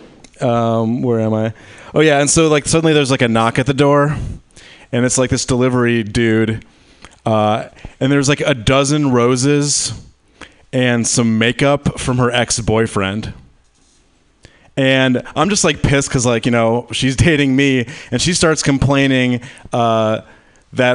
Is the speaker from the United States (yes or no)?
yes; Michigan, United States; I'm from Michigan.